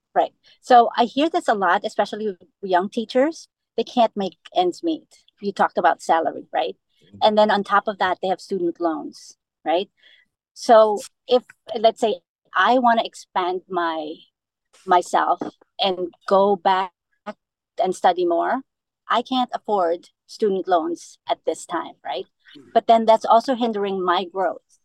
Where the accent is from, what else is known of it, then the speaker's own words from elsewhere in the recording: Philippines; also born or lived in New York City / New Jersey; now in Manchester, United States; I'm Filipino um, and I'm proud.